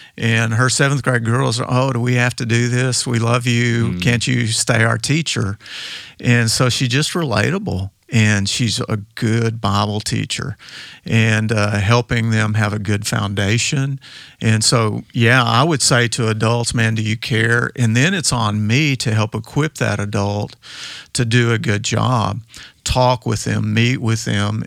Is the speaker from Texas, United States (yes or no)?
yes; West Texas, United States; I grew up out in West Texas